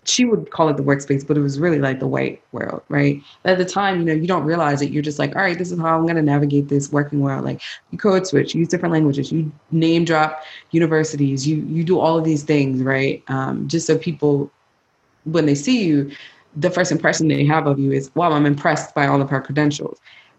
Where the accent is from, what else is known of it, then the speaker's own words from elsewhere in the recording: Bermuda; accent: Bermudian; It started with me like not code switching, trying to talk as much in my Bermuda accent, whatever's left, you know, and talk about my culture